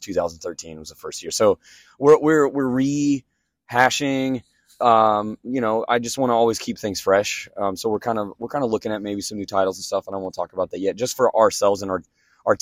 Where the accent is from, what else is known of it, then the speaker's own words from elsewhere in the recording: Kansas, United States; now in Stillwater, United States; I'm from Kansas